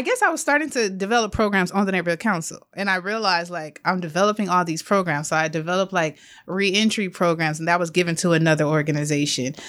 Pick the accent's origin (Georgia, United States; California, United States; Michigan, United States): California, United States; Los Angeles; I grew up in South L A, born and raised.